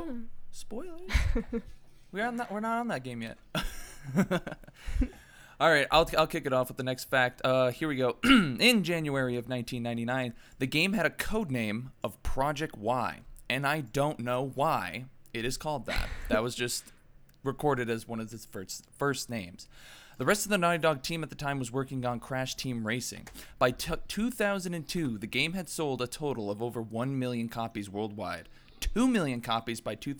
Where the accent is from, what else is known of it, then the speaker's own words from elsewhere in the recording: United States; accent: American; I am American.